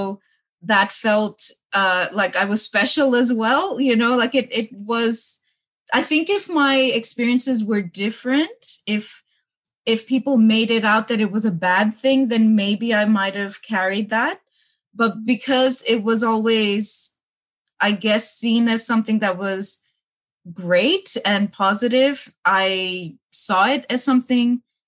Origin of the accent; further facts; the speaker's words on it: Australia; I feel like it's okay to be different in Australia.